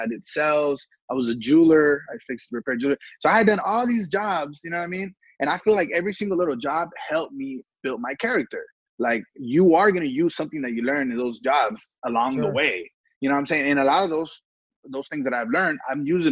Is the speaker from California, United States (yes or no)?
yes; Southern California, United States; also born or lived in Los Angeles, California / Tijuana, Mexico / San Jose, California; me being this young kid growing up in Southern California